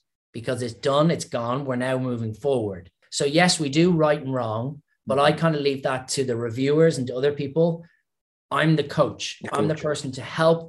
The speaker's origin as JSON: {"language": "English", "country": "Ireland", "accent": "Irish", "said": "my Irish accent"}